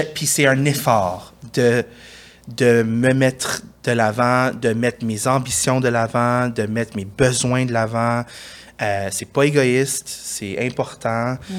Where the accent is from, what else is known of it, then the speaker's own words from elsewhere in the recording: Montreal, Quebec, Canada; J'ai grandi euh, dans le West Island